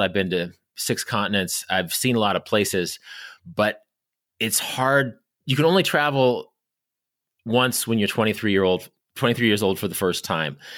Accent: Kansas, United States; I grew up in Kansas.

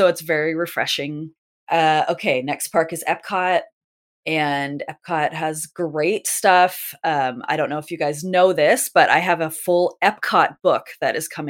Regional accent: California, United States; And it's very nostalgic from when I grew up in Southern California that we used to get that a lot.

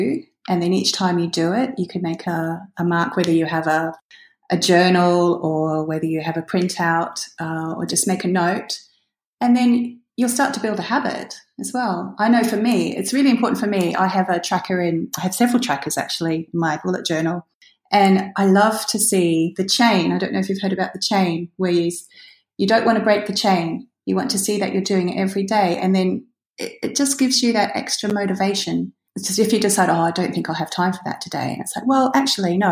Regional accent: Australia; now in United Kingdom; Although I'm not British, I'm actually Australian, but I live in the UK.

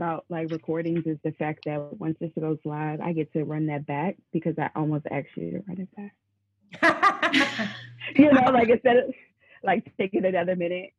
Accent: Yonkers, New York, United States; moved away as an adult; also born or lived in Maryland / Washington, D.C.; now in Philadelphia, United States; I was born and raised in New York.

